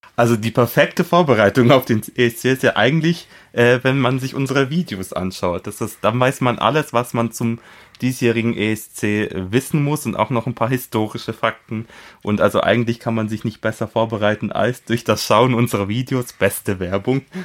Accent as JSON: {"language": "German", "country": "Poland", "moved": "yes", "said": "aus meinem Heimatland Polen"}